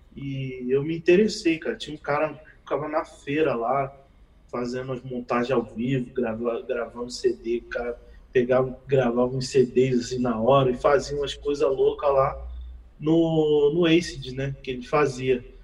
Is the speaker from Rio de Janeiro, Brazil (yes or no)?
yes; Rio de Janeiro, Brazil; sou do Rio de Janeiro